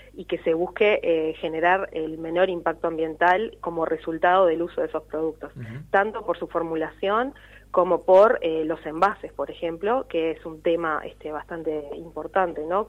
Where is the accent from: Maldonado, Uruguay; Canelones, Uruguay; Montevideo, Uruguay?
Canelones, Uruguay; Tanto nosotros somos de Canelones